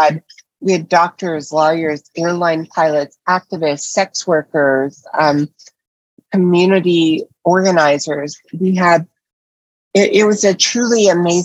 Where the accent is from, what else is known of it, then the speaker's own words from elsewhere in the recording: Nashville, Tennessee, United States; moved away as an adult; also born or lived in Hollywood; I love Tennessee and I'm proud to have grown up there